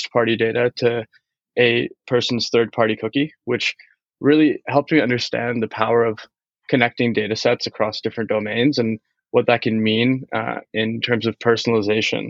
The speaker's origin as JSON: {"language": "English", "town": "Washington", "region": "District of Columbia", "country": "United States", "tie": "born or raised there", "said": "I grew up in the Washington, D.C. metro area."}